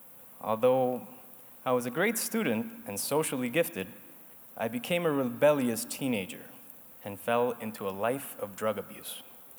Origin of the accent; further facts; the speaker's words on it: Caracas, Capital District, Venezuela; also born or lived in Argentina / Spain / New York / Miami; I'm originally from Caracas, Venezuela, and grew up in many places, such as Argentina, Spain, New York, Miami, Denver, and Panama.